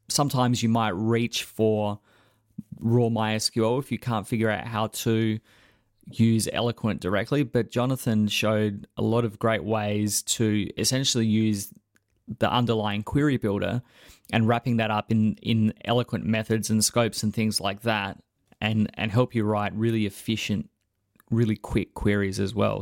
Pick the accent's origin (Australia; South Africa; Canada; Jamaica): Australia; as an Australian